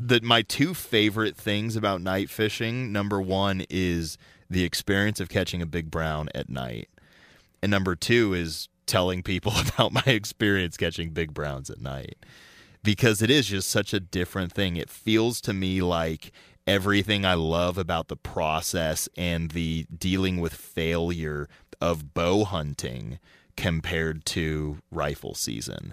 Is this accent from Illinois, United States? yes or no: no; Colorado, United States; growing up in Colorado, snow caving, skiing